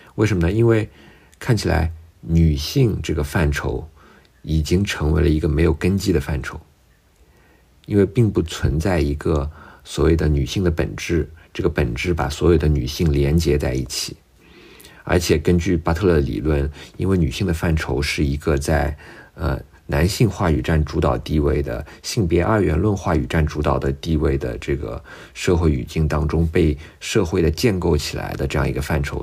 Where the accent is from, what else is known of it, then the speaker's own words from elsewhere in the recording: China; 用我们中国人特别熟悉的话来说